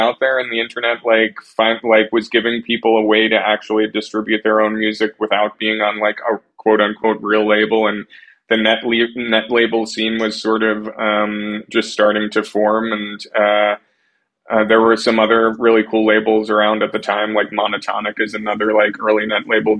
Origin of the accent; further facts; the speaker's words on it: Long Island, New York, United States; I grew up on Long Island, about an hour outside of the city